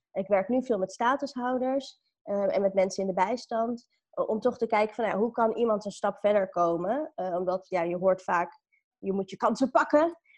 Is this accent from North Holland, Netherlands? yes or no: yes; Amstelveen, North Holland, Netherlands; also born or lived in Sri Lanka; ik ben opgegroeid in Amstelveen